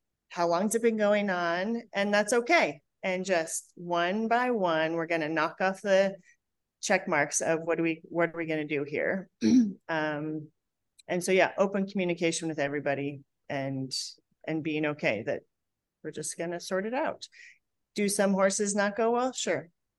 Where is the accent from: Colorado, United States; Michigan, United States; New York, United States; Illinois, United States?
Colorado, United States; I'm from Colorado, right?